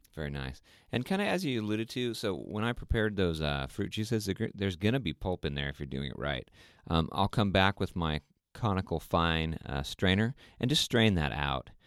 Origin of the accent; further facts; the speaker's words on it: Sweden; moved away; last year we went to Sweden, which is my home country, where my family is from